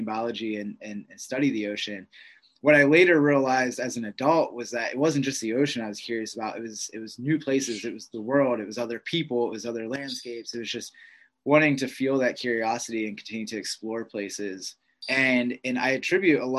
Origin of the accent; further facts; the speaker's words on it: Pittsburgh, Pennsylvania, United States; moved away as an adult; growing up in Pittsburgh